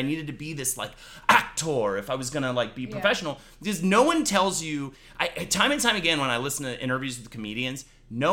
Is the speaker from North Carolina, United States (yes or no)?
yes; North Carolina, United States; I am from North Carolina